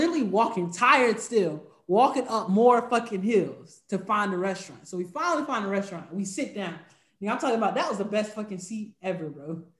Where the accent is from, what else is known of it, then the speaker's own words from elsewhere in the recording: Spartanburg, South Carolina, United States; my hometown of Spartanburg